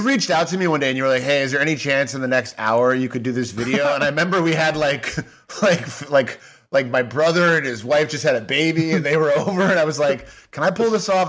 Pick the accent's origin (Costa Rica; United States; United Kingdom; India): United States; Chicago, Illinois; I grew up in Chicago